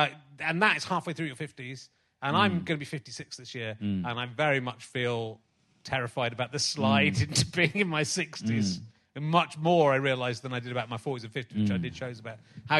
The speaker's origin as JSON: {"language": "English", "area": "Somerset", "region": "South West England", "country": "United Kingdom", "also_born_or_lived": "Yorkshire", "said": "But I'm from Somerset"}